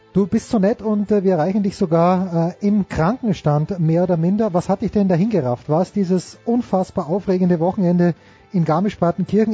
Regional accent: Austria; ich bin ja Österreicher

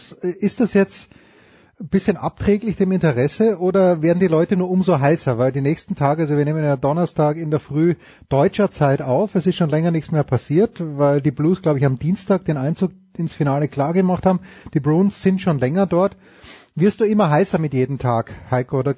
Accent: Austria; die Frage, die, die ich als Österreicher habe, für uns war immer wichtig, oder für die österreichischen Stationen, der Österreich-Bezug.

